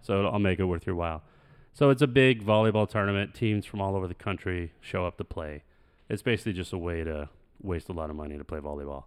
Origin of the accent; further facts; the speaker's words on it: Phoenix, Arizona, United States; We're, like, from Phoenix